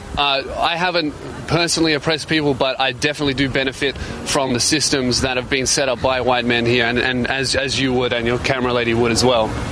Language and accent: English; Australia; accent: Australian; my Australian accent